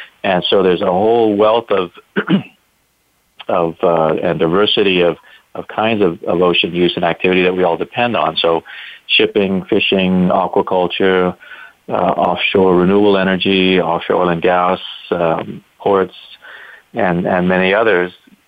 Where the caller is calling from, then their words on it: Hawaii, United States; Well, I'm very happily phoning from Hawaii, where we have a beautiful, cool winter day here.